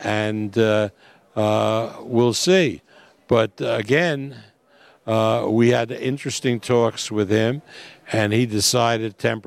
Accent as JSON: {"language": "English", "country": "United States", "said": "I'm an American"}